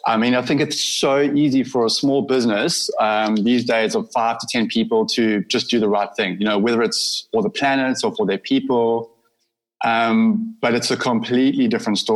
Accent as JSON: {"language": "English", "town": "Durban", "region": "KwaZulu-Natal", "country": "South Africa", "tie": "born or raised there", "said": "So this is actually Durban. So okay. I grew up on Derry Beach"}